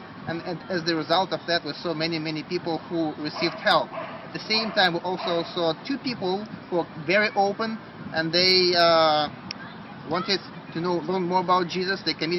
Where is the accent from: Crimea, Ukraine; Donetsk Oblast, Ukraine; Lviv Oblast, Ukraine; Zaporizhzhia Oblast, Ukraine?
Zaporizhzhia Oblast, Ukraine; Zaporizhzhia; I am from Zaporozhye, Ukraine, and I serve on ministry team of New Hope Church in the city of Zaporozhye.